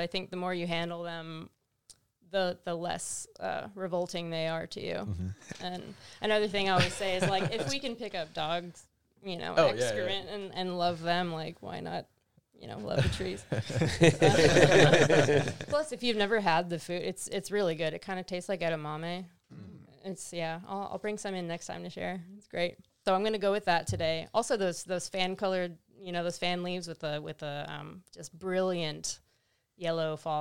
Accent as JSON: {"language": "English", "region": "Central Florida", "country": "United States", "moved": "yes", "lives_now": "Eugene, United States", "said": "I'm from Florida, like Central Florida too"}